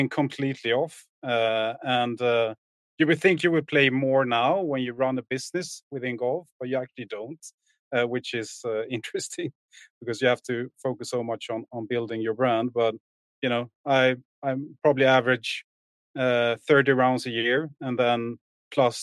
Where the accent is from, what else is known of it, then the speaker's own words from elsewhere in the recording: Åhus, Skåne, Sweden; now in Stockholm, Sweden; born and raised in Sweden. I'm from a small town called Åhus